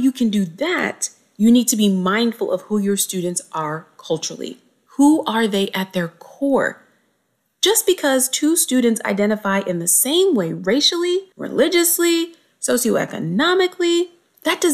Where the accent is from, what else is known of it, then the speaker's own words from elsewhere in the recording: Cincinnati, Ohio, United States; A young 12-year-old Black girl growing up in Cincinnati